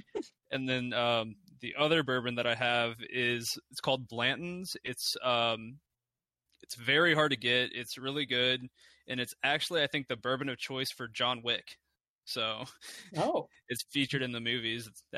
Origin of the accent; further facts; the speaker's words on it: Kentucky, United States; I'm from Kentucky, home of bourbon.